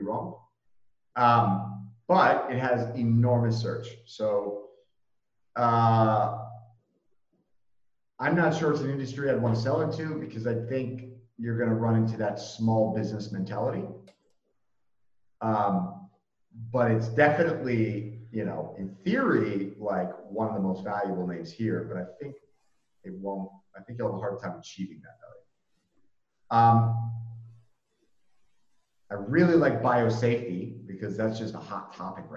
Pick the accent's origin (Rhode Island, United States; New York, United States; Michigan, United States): Rhode Island, United States; I grew up in Rhode Island